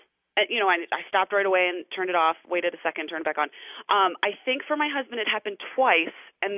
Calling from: Portland, Oregon, United States

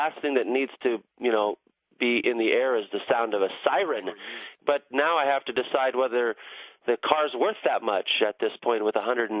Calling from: San Diego, California, United States; I'm calling from San Diego.

